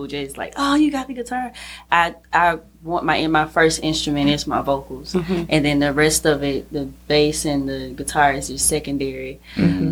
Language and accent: English; Jackson, Mississippi, United States; I'm from Jackson. Born and raised